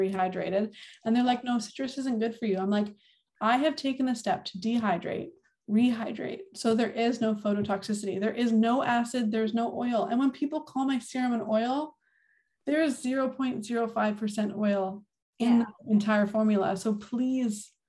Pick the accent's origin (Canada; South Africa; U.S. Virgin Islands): Canada; Winnipeg, Manitoba; moved away as an adult; I'm from St. Vitale and that's where my son was born and where I grew up.